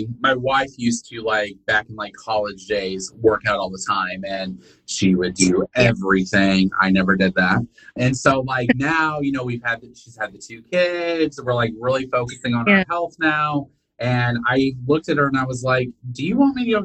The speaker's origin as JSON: {"language": "English", "region": "Indiana", "country": "United States", "tie": "born or raised there", "moved": "as an adult", "lives_now": "Alabama, United States", "said": "I was born and raised in Indiana."}